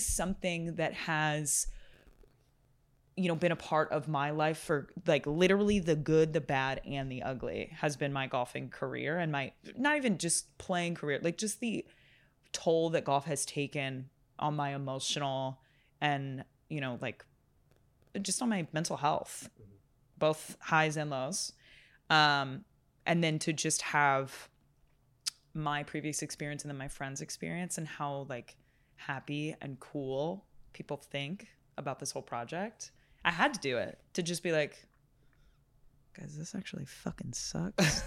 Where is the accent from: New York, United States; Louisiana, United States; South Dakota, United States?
New York, United States; New York City; I'm from Brooklyn, I live in Brooklyn